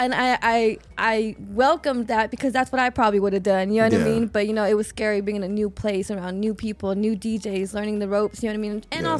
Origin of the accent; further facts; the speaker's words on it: Texas, United States; moved away as an adult; now in Las Vegas, United States; I was from Texas, didn't know nobody, right?